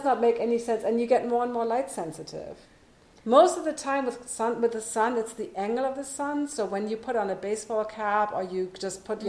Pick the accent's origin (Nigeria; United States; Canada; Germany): Germany; moved away; I'm born and raised on the Autobahn